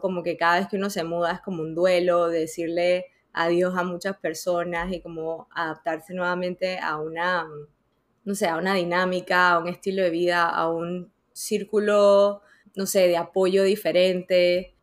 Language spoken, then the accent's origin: Spanish; Panama; moved away; also born or lived in Dominican Republic; después nos mudamos y al principio eh, íbamos, o sea, nos mudamos a Panamá